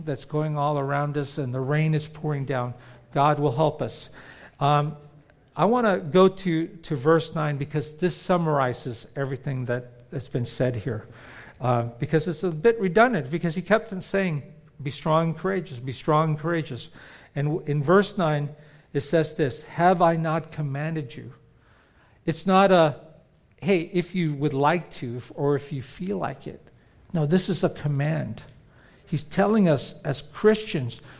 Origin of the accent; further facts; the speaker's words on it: California, United States; moved away as an adult; also born or lived in Philippines; now in Florida, United States; We grew up in California